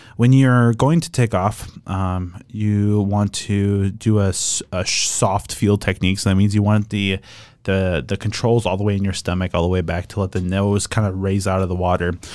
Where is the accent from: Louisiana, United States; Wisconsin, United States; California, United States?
Wisconsin, United States; Oshkosh; growing up in Oshkosh meant, uh, being around airplanes for most of my younger career